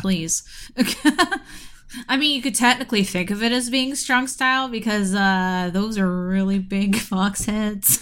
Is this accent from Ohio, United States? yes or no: yes; Ohio, United States; my home state of Ohio